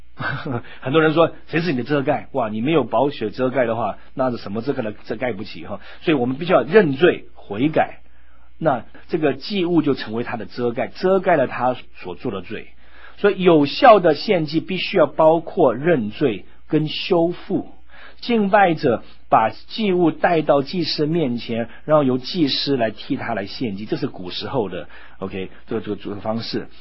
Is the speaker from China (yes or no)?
no; United States; moved away; 在美国长大的时候